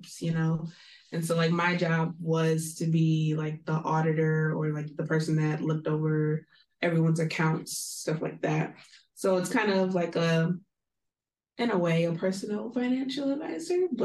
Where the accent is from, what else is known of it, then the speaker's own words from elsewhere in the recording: Southfield, Michigan, United States; moved away; I am from the Metro Detroit area, so like Southfield.